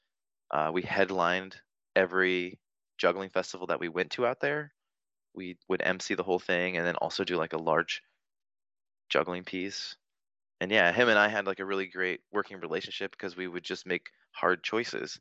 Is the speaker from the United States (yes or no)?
yes; Vancouver, Washington, United States; It's in my hometown